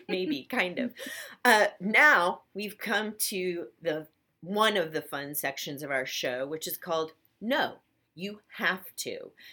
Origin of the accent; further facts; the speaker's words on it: Portland, Oregon, United States; I'm from Portland, Oregon, which uh-huh. is such a, it's rainy there 10 months a year